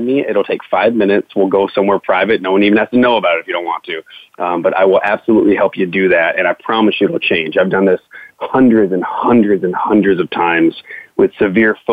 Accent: United States; growing up in the American schooling system

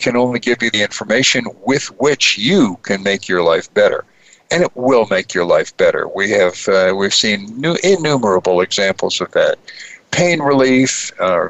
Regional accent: New York City, New York, United States; moved away; New York City, my hometown

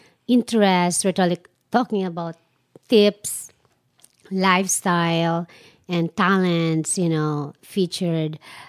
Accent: Philippines; moved away as an adult; now in Arizona, United States; I always create events way back in the Philippines

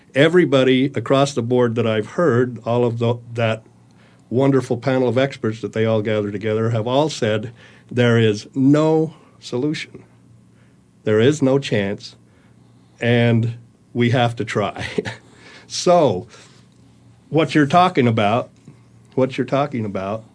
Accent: Utah, United States; moved away; also born or lived in San Francisco; I was born in Utah, a very small town, and uh, grew up in a very small town

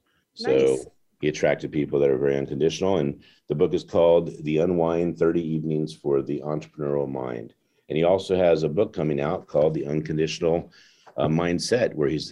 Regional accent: Washington, District of Columbia, United States; in Washington, D.C. We're having the Independence Day book launch here in my hometown

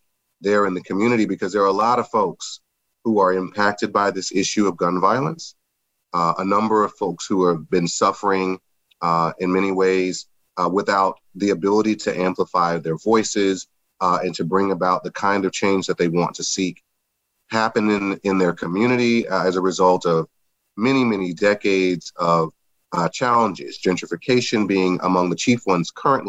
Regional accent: Baton Rouge, Louisiana, United States; I mentioned, and I generally do whenever I introduce myself, make mention of the fact that I grew up in Baton Rouge, Louisiana.

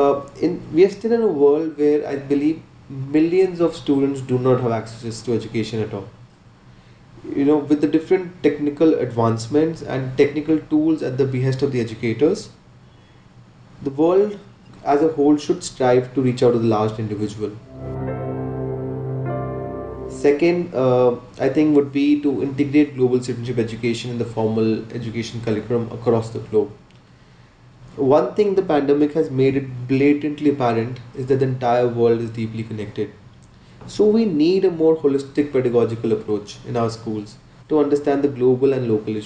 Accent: Jammu, Jammu and Kashmir, India; I'm from Jammu, India

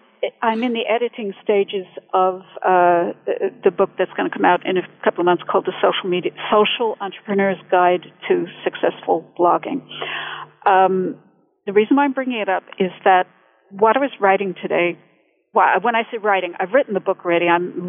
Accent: United States; accent: mid-Atlantic; now in Bedford, United Kingdom; I'm originally from the U.S., but I've lived in England going on 20 years now, so my accent's a bit mid-Atlantic is what they call it, you know, so it kind of fluctuates.

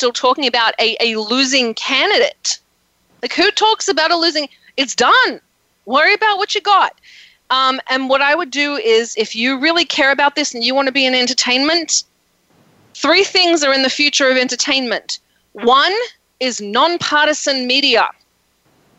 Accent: Australia; now in United States; I'm Australian. I grew up with social medicine, social education

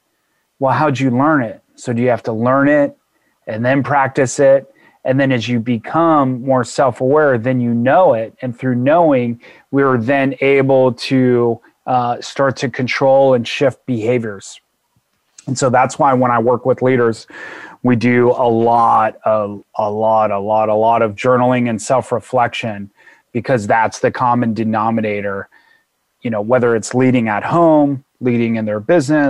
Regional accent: California, United States; Like I grew up in Southern California and my mom and I had great times.

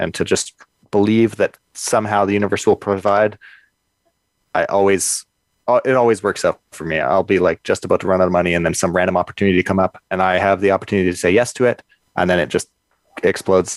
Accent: Kelowna, British Columbia, Canada; I grew up in Kelowna in the Okanagan

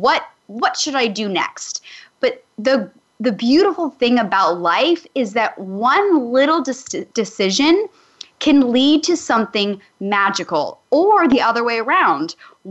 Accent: Calgary, Alberta, Canada; moved away as an adult; I'm a small town girl from Calgary, Alberta, Canada

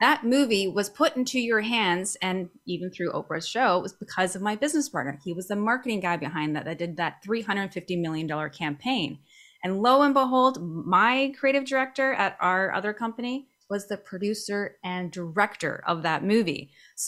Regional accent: Canada; moved away as an adult; also born or lived in Cabo San Lucas, Mexico; now in Vancouver, Canada; I'm a Canadian. Gotta love being in the Great White North.

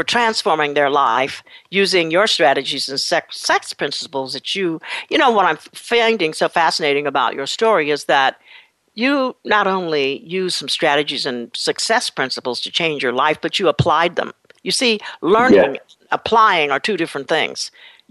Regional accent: Berkeley, California, United States; I grew up in Berkeley.

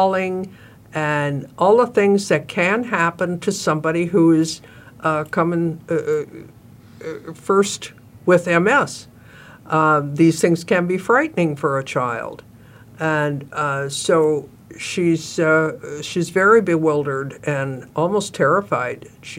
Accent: northern Wisconsin, United States; I grew up in Wisconsin, so that was kind of a natural, not in Milwaukee, but northern

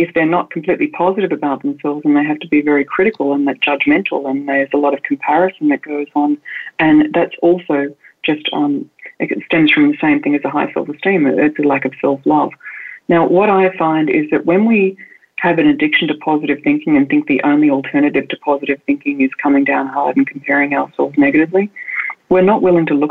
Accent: Australia; moved away; I'm an Australian woman and I was raised in the countryside

